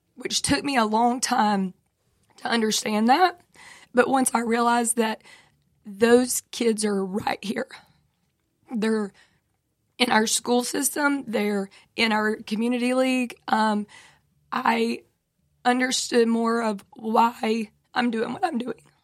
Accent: Franklin, United States; I grew up in Franklin.

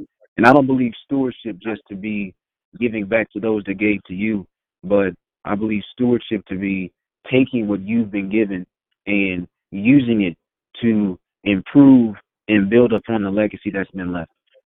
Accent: Indianapolis, Indiana, United States; also born or lived in South Bend; So I was born in South Bend, Indiana, and I moved a lot when I was a kid. So, and that's why I am so intentional about claiming Indianapolis and calling myself a product of Indianapolis

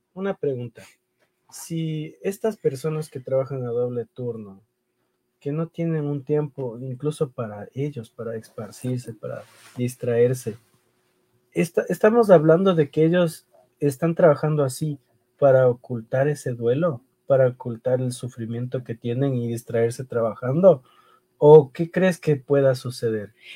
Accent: Ecuador; first language Spanish; now in New York, United States; hablando como ecuatoriano

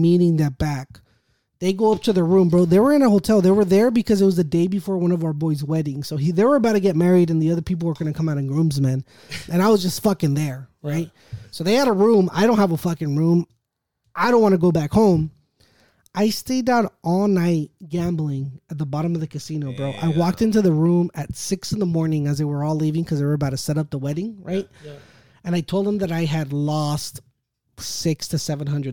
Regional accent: National City, California, United States; I'm from National City

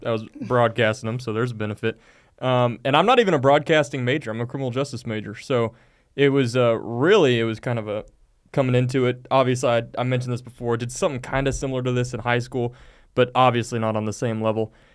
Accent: Manvel, Texas, United States; now in Abilene, United States; I'm from Manville, Texas, just south of Houston

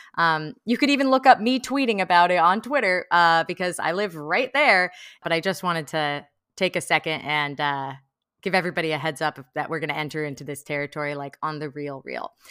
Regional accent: Bay Area, California, United States; now in Los Angeles, United States; I'm from the Bay Area

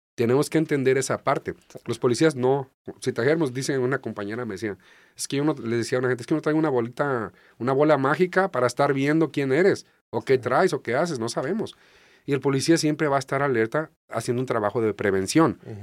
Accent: small port in Jalisco, Mexico; now in Tijuana, Mexico; soy de un puerto pequeño, se llama Carelles, ahí en Jalisco

